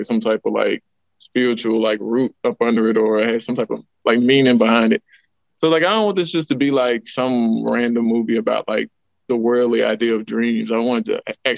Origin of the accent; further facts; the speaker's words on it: Huntsville, Alabama, United States; I'm from Huntsville. I'm from here, North Side